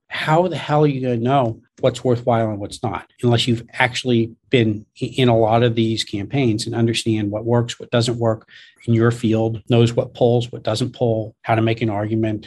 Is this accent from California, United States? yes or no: yes; San Francisco, California, United States; I'm this kid from San Francisco